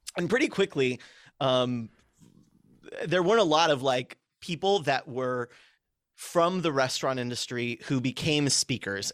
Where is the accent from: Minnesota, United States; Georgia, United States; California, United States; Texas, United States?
California, United States; moved away; also born or lived in Chicago; I grew up out here. So we moved to California